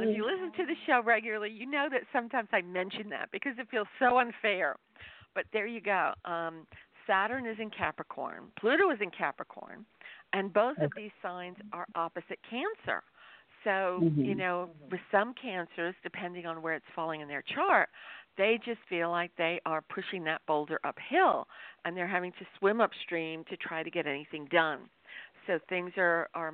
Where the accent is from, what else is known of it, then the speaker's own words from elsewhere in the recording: New York, United States; was born in New York